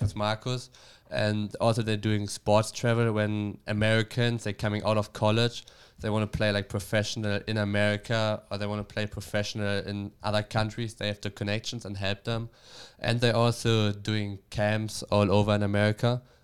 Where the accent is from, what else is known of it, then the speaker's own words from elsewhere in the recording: Bremen, Germany; English is a second language; moved away as an adult; also born or lived in Bielefeld; now in United States; I grew up, uh, in Bremen.